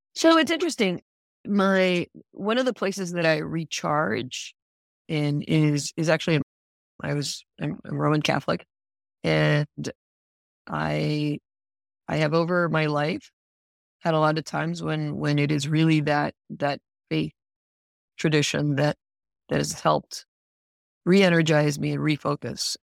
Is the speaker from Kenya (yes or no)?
no; Puerto Rico; moved away as an adult; also born or lived in Princeton, New Jersey / New York; now in Rhode Island, United States; I'm originally from Puerto Rico, and arrived in Rhode Island